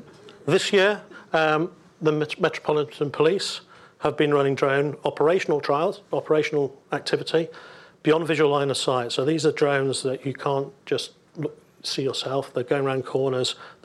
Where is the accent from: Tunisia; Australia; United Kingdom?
United Kingdom; We're British. It does the job.